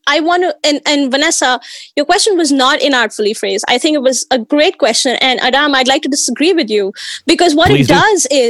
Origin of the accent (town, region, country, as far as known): India; now in United States